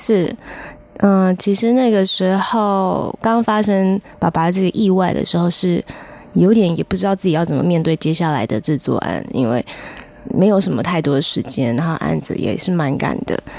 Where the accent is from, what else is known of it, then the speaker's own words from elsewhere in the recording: Fengshan, Kaohsiung, Taiwan; 我出生在高雄县凤山市